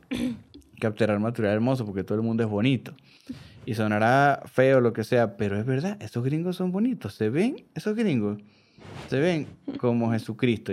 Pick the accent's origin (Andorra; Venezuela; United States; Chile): Venezuela; Yo soy venezolano